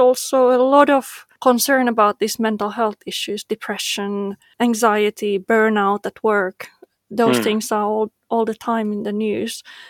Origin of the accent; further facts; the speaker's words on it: Finland; we are both from Nordic countries. So, and Denmark, where you're from, and Finland as well